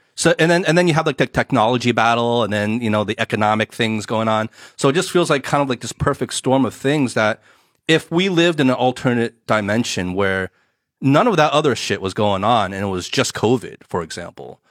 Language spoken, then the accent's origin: English; New Jersey, United States; moved away as an adult; now in Shanghai, China; my personal experience growing up in the states